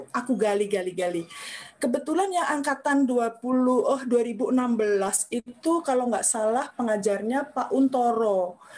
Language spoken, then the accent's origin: Indonesian; Java, Indonesia; saya tidak memungkiri saya dari Jawa gitu. Walaupun suami saya orang sini